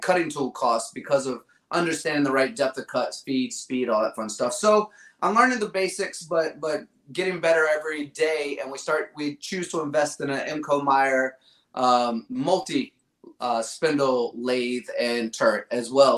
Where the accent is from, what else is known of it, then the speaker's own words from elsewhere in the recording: Virginia, United States; Growing up in Virginia, uh, I had the Richmond Kickers, we had DC United